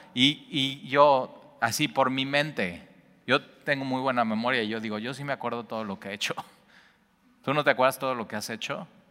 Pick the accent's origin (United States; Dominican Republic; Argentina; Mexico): Mexico; los mexicanos